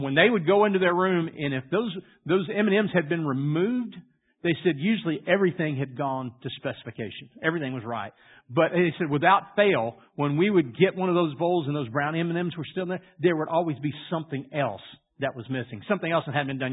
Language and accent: English; Louisiana, United States; I grew up in Louisiana